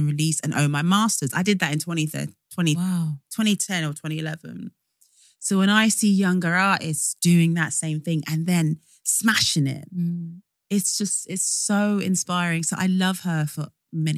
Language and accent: English; Northampton, East Midlands, United Kingdom; I'm from Northampton